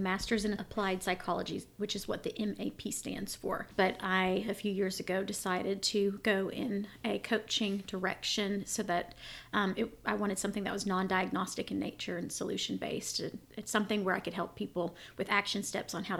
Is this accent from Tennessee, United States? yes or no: no; Arkansas, United States; also born or lived in Israel; I am from Arkansas. I've spent most of my life here.